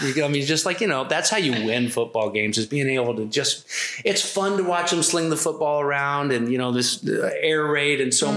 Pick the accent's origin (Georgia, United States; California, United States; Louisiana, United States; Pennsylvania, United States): Pennsylvania, United States; Philadelphia; I was born in Philly